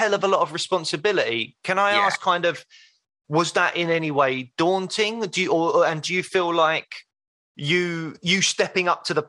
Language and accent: English; London, United Kingdom; I grew up in Peckham in Southeast London